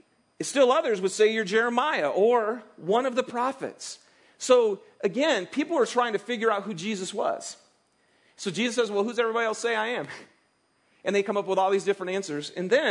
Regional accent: Michigan, United States; now in Salt Lake City, United States; I'm from Michigan, and you don't plant your garden until after Memorial Day, right? And it's because Michigan, it's a lot colder and stuff. So, we've moved here to Salt Lake

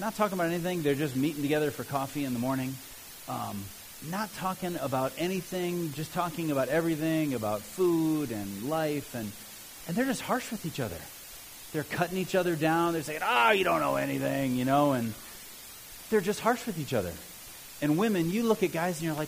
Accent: Cleveland, Ohio, United States; also born or lived in Southern Africa; now in Mount Olympus, United States; I'll always be a Cleveland fan just because I grew up in Cleveland

